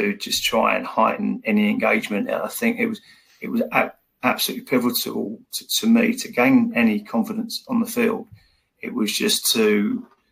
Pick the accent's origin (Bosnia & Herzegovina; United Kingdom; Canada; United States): United Kingdom; England; I'm from England.